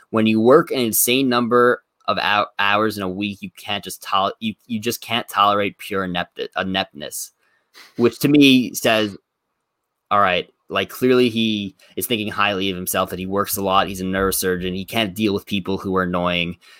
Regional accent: Plainview, New York, United States; current residence in my hometown, Plainview, New York

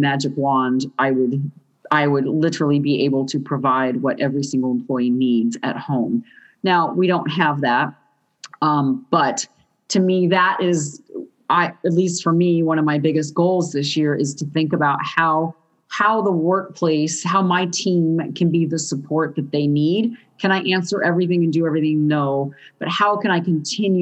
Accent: Southern California, United States; I'm from Southern California, which is a very skateboardy culture growing up

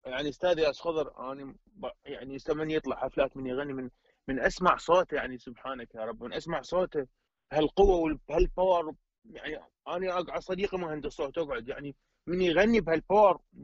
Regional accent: Iraq; عندنا بالعراق احنا

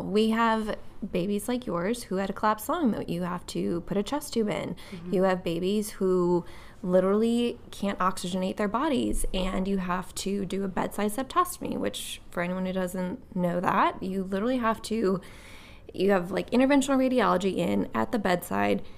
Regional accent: Wisconsin, United States; also born or lived in Nashville, Tennessee; now in Akron, United States; I'm from Wisconsin originally

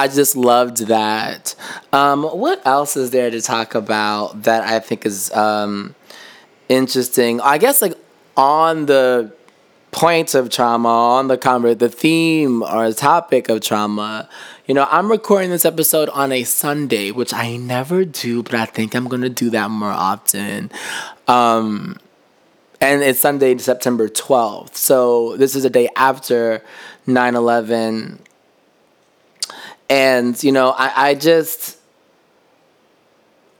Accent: New York City, New York, United States; as a New Yorker

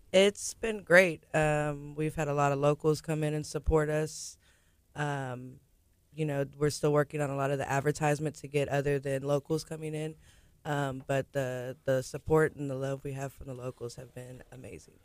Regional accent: Galveston, Texas, United States; I'm from Galveston, born and raised.

